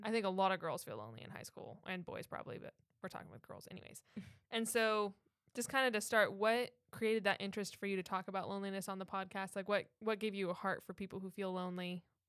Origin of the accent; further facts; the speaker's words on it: Minnesota, United States; now in Orlando, United States; growing up in Minnesota